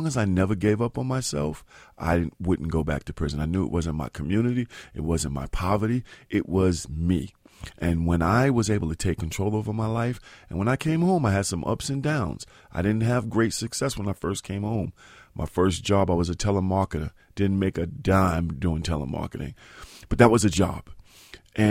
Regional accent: New York City, New York, United States; In Soundview in the Bronx.

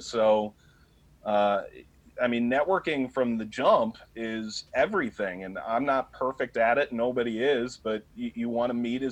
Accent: Cleveland, Ohio, United States; moved away as an adult; also born or lived in New York; I grew up in Cleveland

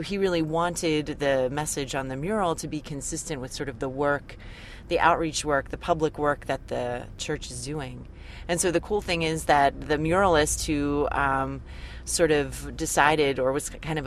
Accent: Philadelphia, Pennsylvania, United States; I grew up in Philadelphia

